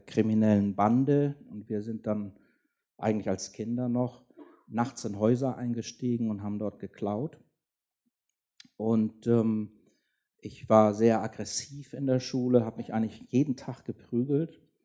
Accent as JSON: {"language": "German", "region": "Schleswig-Holstein", "country": "Germany", "tie": "born or raised there", "said": "ich bin in Schleswig-Holstein aufgewachsen"}